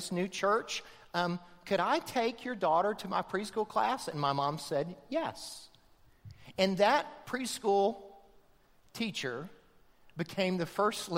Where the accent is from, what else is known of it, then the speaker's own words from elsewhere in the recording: outside of Tampa, Florida, United States; they moved out of Tampa to the farm that I grew up on outside of Tampa